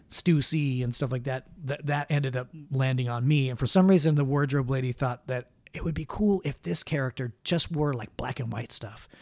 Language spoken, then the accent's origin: English; Los Angeles, California, United States; moved away as an adult; also born or lived in Idaho; now in Utah, United States; I grew up here in, in, uh, in L